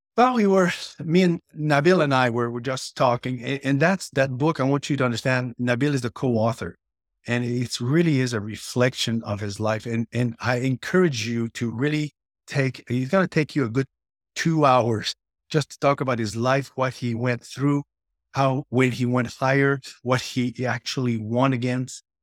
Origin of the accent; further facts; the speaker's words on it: near Montreal, Quebec, Canada; I grew up in, near Montreal, Canada